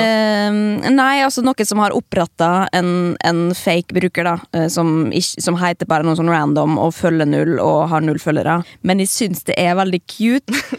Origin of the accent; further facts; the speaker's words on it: Molde, Møre og Romsdal, Norway; moved away as an adult; now in Oslo, Norway; vi har gått på samme videregående, men kjente ikke hverandre da vi gikk der og det var Molde videregående